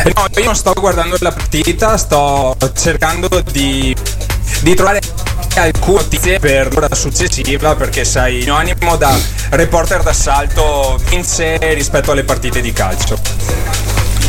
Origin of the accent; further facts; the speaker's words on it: Veneto, Italy; accent: Venetian; il mio accento particolarmente veneto, ecco. Però eh, cosa bisogna fare? Sono veneto